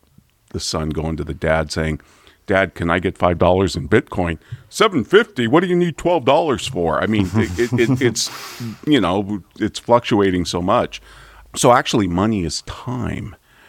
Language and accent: English; Santa Rosa, California, United States; I grew up in Santa Rosa, which is where Charles Schulz was from, the creator of Peanuts.